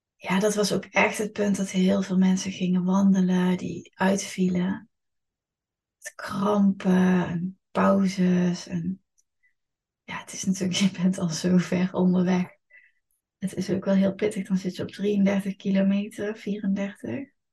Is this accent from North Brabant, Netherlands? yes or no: yes; Eindhoven, North Brabant, Netherlands; Het is natuurlijk mijn geboortestad, ik ben hier opgegroeid.